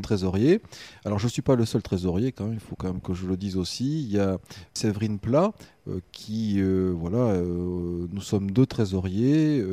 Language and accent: French; Limoges, Nouvelle-Aquitaine, France; also born or lived in Arcachon; now in Gujan-Mestras, France; je suis natif de Limoges. Puis, ben, très rapidement, je suis arrivé sur le bassin d'Arcachon très tôt.